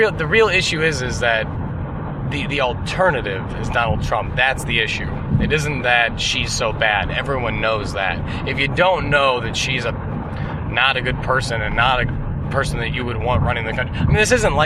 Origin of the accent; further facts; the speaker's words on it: United States; as an American